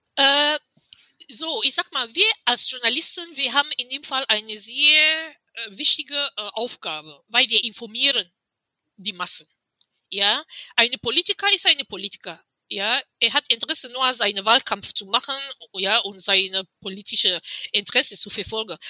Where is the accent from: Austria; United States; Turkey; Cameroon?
Cameroon; now in Germany; ich bin von Kamerun nach Deutschland gekommen als Kamerunerin